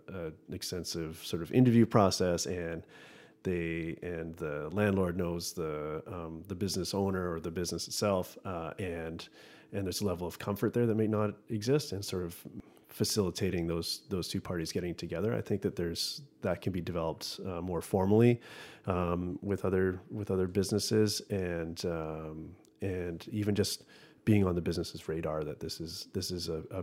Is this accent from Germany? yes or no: no; Squamish, British Columbia, Canada; I grew up in Squamish